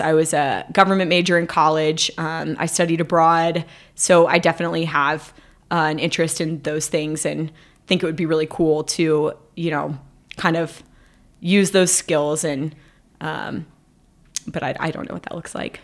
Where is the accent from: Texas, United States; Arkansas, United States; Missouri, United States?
Texas, United States; Dallas; moved away; I went to Texas, which is where I'm from. I went to my hometown of Dallas